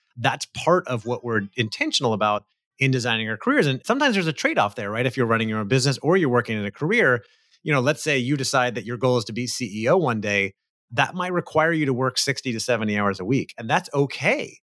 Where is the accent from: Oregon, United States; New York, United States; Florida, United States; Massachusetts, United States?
Florida, United States; Central; moved away as an adult; now in California, United States; I grew up in Florida, Central Florida